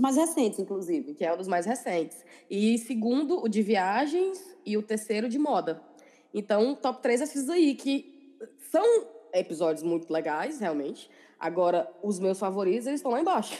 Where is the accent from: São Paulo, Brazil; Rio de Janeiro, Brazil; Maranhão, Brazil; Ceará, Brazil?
Ceará, Brazil; now in England; a gente, nós quatro, a gente é cearense, mas a gente mora na Inglaterra